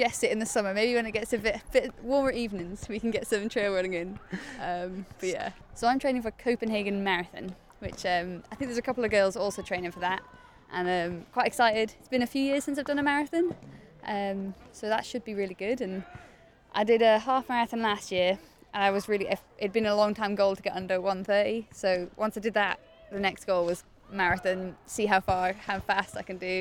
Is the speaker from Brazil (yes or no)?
no; Northumberland, North East England, United Kingdom; now in London, United Kingdom; In Northumberland, it's like really far north